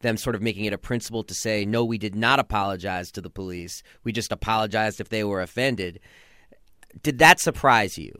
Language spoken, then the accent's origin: English; New York City, New York, United States; I'm from New York City